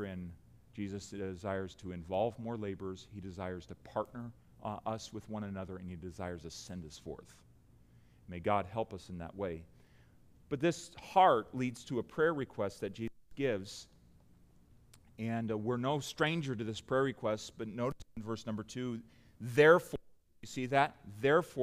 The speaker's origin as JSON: {"language": "English", "country": "United States", "said": "as American Christians"}